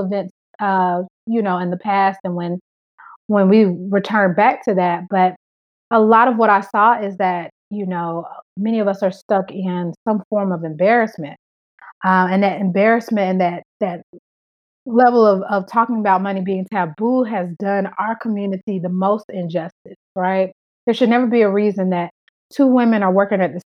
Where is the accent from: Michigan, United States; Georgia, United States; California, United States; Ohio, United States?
Georgia, United States; Atlanta; moved away as an adult; also born or lived in Memphis; now in Fort Lauderdale, United States; I'm born and raised in Atlanta. Atlanta will always be my home